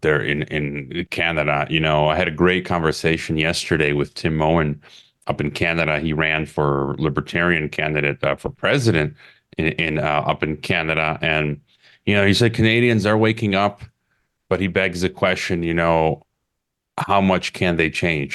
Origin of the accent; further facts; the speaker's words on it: Illinois, United States; now in Mexico; my, my home state, I-, Illinois